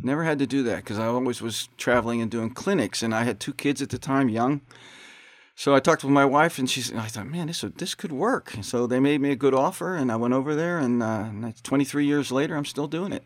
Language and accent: English; Pittsburgh, Pennsylvania, United States; moved away; also born or lived in South Bend; I'm from Pittsburgh, Pennsylvania. Grew up there with, uh, five brothers and three sisters